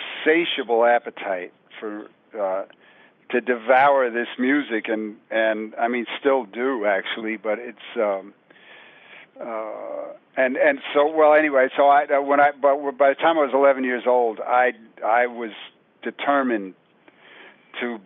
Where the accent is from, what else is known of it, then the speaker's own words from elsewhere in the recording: New York City, New York, United States; growing up in New York City, in the '60s